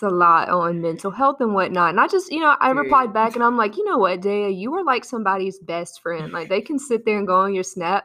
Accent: South Carolina, United States; now in Los Angeles, United States; I'm originally from South Carolina, like she said, but I've been living

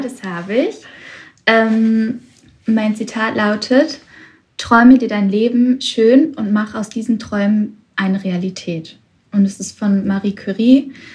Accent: Witten, North Rhine-Westphalia, Germany; ich komme aus Witten, ganz in der Nähe von Bochum

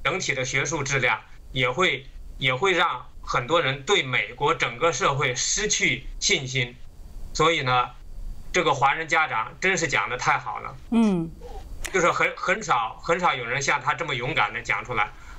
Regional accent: China; now in United States; 那么中国的文化大革命里面呢？就是尽管我当时还小

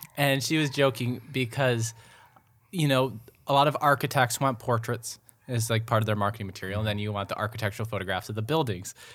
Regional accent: Mendota Heights, Minnesota, United States; moved away; also born or lived in Pennsylvania; I grew up in Mendota Heights

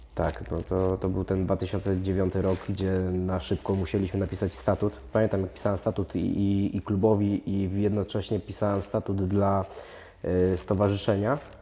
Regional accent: Opole, Opole Voivodeship, Poland; jesteśmy z Opola

